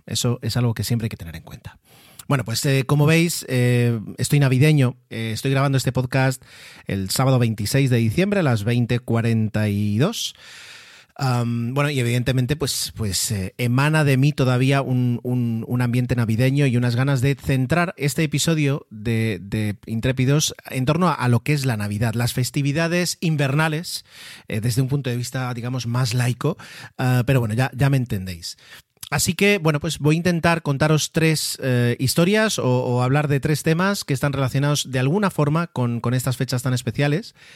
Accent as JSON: {"language": "Spanish", "area": "Mallorca", "region": "Balearic Islands", "country": "Spain", "tie": "born or raised there", "said": "fui el primero de la familia en nacer aquí en, Mallorca, en esta, en esta hermosa isla"}